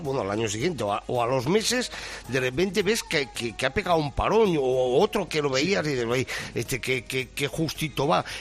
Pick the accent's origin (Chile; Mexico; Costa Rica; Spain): Spain; como español